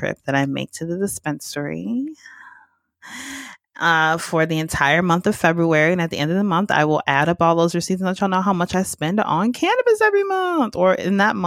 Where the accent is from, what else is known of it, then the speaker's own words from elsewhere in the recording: Georgia, United States; moved away as an adult; now in Los Angeles, United States; I am from Georgia